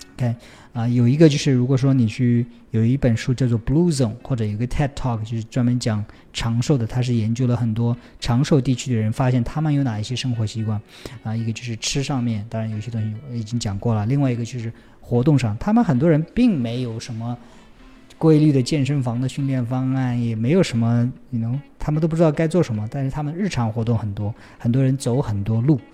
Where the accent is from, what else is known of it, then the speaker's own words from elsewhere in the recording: Taixing, Jiangsu, China; moved away; 我的老家在江苏的泰兴市